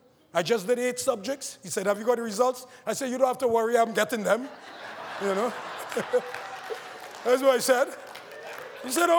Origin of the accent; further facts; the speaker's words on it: Trinidad & Tobago; growing up in Trinidad, in a poor family